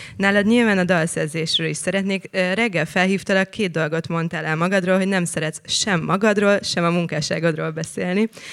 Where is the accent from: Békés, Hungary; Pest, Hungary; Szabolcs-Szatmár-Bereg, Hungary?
Pest, Hungary; Szentendre; Szentendrei vagyok